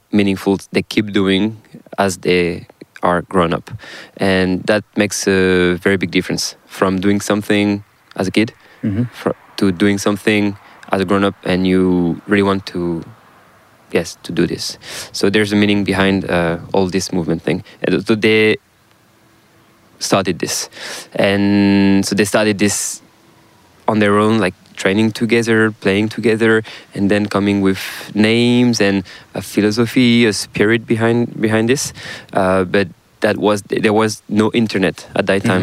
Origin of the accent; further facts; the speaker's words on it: South Brittany, France; accent: French; English is a second language; there is uh, Brittany on the west, northwest of France, and I'm from South Brittany